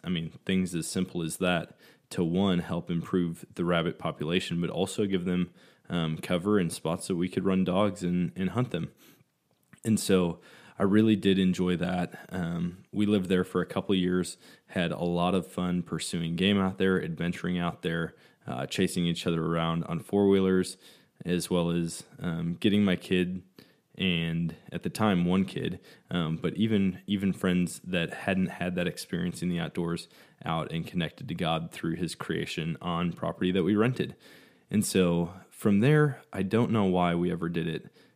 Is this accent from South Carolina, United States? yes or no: no; Eau Claire, Wisconsin, United States; moved away; Growing up in Wisconsin